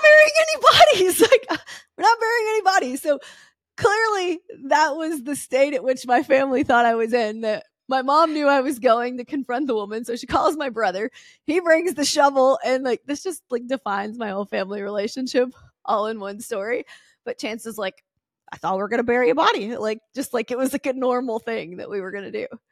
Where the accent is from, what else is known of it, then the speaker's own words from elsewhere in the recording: the South, United States; I'm from the South, and everyone gets married young